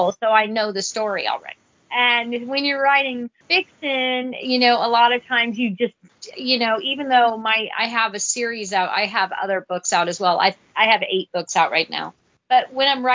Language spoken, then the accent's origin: English; Vancouver, Washington, United States; also born or lived in Battle Ground, Washington / Camas, Washington / Washougal, Washington; now in Houston, United States; I was raised in Washington State